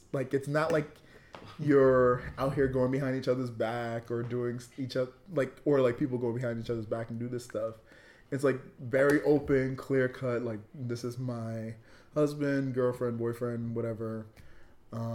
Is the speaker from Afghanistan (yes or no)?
no; Jamaica; I'm Jamaican, as all the listeners know. And raised super Christian